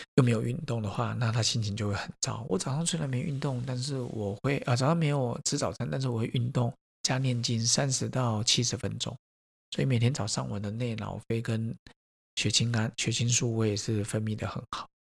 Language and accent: Chinese; Taiwan; 我说，“嗯，台湾人